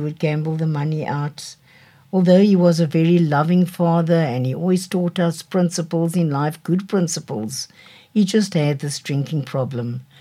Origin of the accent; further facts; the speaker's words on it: Cape Town, Western Cape, South Africa; I grew up in Cape Town, in Devil's Peak.